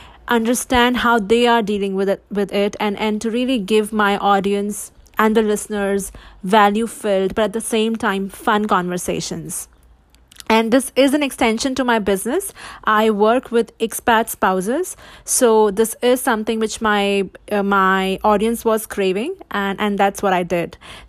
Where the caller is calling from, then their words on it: Michigan, United States; I'm tuning in from Michigan.